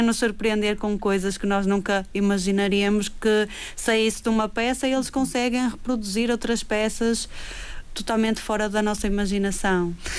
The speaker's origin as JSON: {"language": "Portuguese", "region": "Madeira", "country": "Portugal", "said": "nós como madeirenses"}